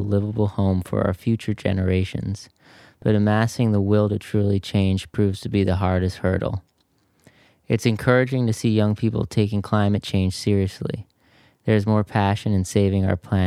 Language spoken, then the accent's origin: English; New York City, New York, United States; We grew up in New York City, born and raised.